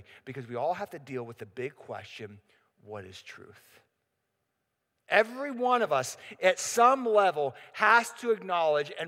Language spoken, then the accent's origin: English; Pittsburgh, Pennsylvania, United States; I'm from Pittsburgh.